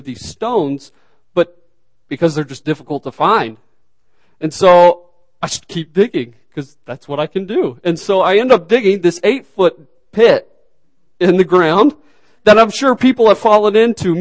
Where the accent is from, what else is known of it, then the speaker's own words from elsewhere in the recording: Arkansas, United States; moved away; originally from Arkansas